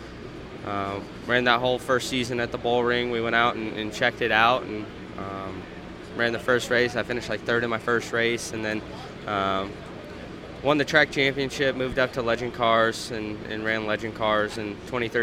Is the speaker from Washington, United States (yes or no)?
no; Las Vegas, Nevada, United States; moved away; it's great to be back in my hometown of Las Vegas, and got a lot of friends and family coming out to the racetrack this weekend